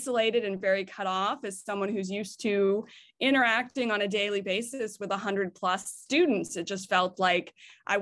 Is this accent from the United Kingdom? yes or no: no; United States; moved away as an adult; now in Canada; I grew up in the United States. My family is still all in the United States.